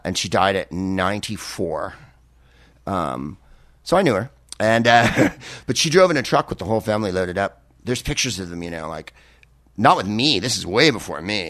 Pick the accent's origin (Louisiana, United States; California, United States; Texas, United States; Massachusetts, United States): California, United States; San Carlos; also born or lived in San Francisco / San Mateo; I grew up in San Carlos, California